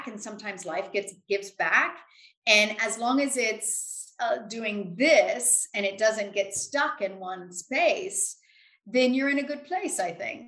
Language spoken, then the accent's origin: English; Louisiana, United States; moved away as an adult; now in United Kingdom; where I grew up in Louisiana, which is a very rural area